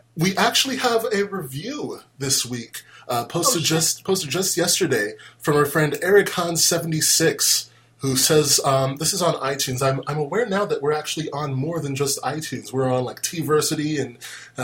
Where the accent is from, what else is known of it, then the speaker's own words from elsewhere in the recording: United States; I'm from America